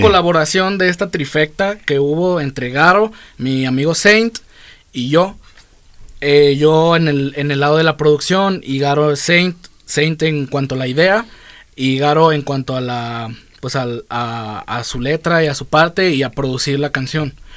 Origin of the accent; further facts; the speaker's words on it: Guadalajara, Jalisco, Mexico; soy de aquí, toda mi vida he vivido aquí, así que sí, yo sí soy tapatío de madres